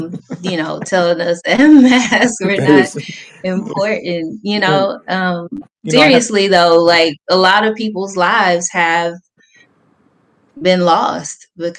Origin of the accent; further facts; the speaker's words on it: Texas, United States; You know, I'm from Texas. They wilding out there too.